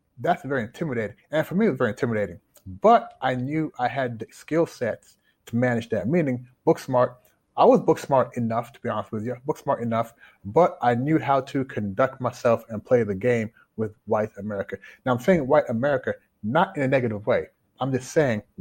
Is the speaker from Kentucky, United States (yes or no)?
yes; Louisville, Kentucky, United States; moved away as an adult; also born or lived in Toronto, Canada / Washington, D.C.; now in Shanghai, China; Growing up in Louisville, grew up in the U.S.